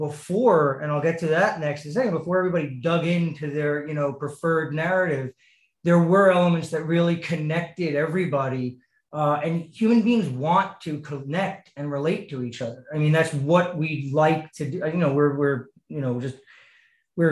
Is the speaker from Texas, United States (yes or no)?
no; New York, United States; I'm born and raised New Yorker